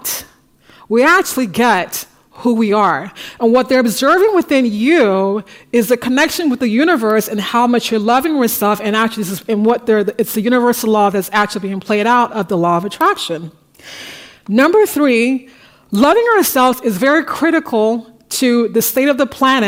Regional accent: United States; now in Paris, France; I'm an American

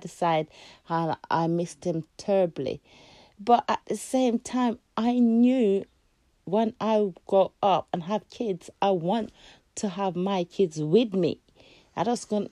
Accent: Jamaica; also born or lived in England; now in United Kingdom; I come from a country where there's no rules. And even if it's rules, people broke them every day. I was born in Jamaica.

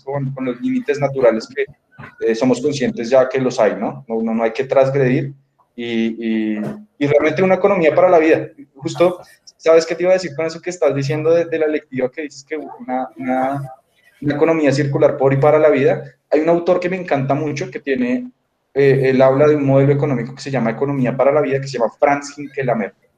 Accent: Bogotá, Colombia; yo crecí en Bogotá y pues realmente soy 100% citadino

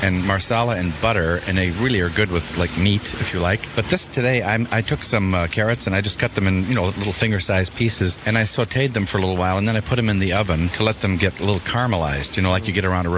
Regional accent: United States; I'm American

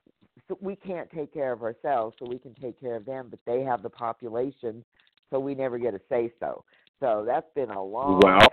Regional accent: Northern California, United States; I'm from Northern California

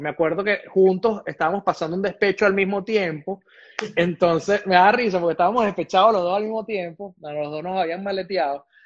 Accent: Venezuela; moved away as an adult; also born or lived in Caracas; yo salí prácticamente escapando de Venezuela

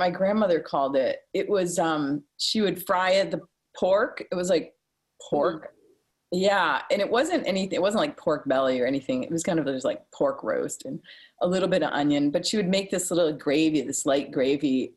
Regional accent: Rumford, Maine, United States; I grew up in Rumford in Mexico

